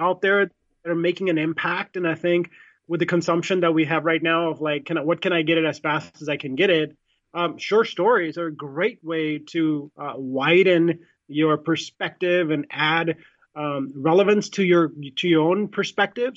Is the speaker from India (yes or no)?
yes; India; I'm Indian, I was born in India